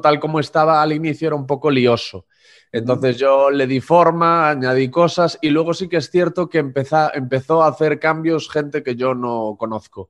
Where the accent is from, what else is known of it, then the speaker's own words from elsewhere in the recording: Corcubión, Galicia, Spain; moved away; Yo soy de un pueblo muy pequeñito que se llama Corcubión, de unos 1.500 habitantes y allí una de las pocas atracciones o de los pocos sitios interesantes a los que nos podían llevar a los alumnos del colegio era la radio municipal.